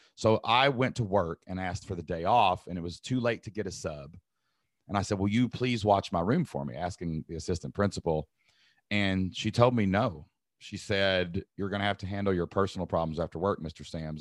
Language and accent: English; Southeast Kentucky, United States; the y'all part is definitely just growing up, you know, in Southeast Kentucky